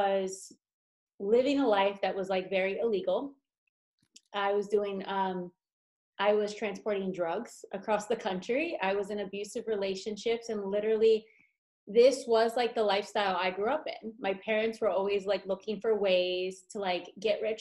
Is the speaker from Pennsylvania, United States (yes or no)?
yes; Philadelphia, Pennsylvania, United States; also born or lived in Las Vegas; now in Los Angeles, United States; Philadelphia, where I'm from